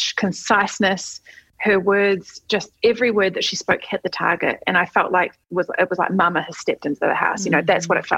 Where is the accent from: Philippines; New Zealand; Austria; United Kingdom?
New Zealand; also born or lived in Australia; now in United States; I'm from New Zealand, which is a tiny country at the bottom of the world. Then I lived in Australia.